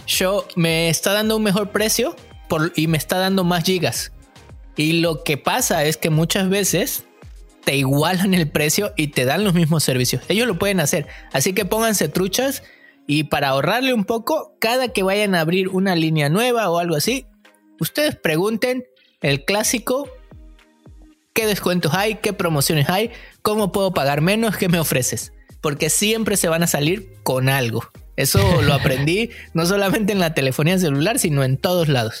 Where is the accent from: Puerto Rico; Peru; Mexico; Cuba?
Mexico; moved away as an adult; now in Vancouver, Canada; yo me vine de México